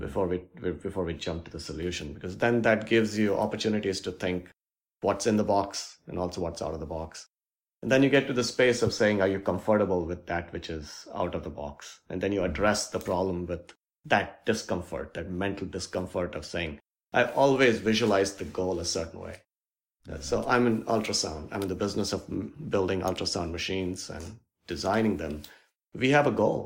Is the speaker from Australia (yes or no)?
no; India; moved away as an adult; now in Seattle, United States; I grew up in India and my parents were just simple, hardworking folks